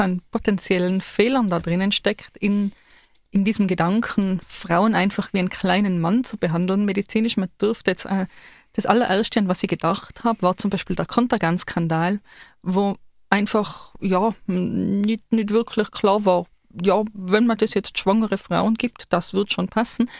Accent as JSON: {"language": "German", "region": "Tyrol", "country": "Austria", "said": "wir Tiroler"}